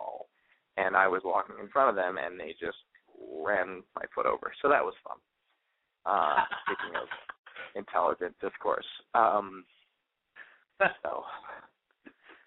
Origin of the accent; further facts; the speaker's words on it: New York City, New York, United States; I'm from New York City, and we still don't have a Walmart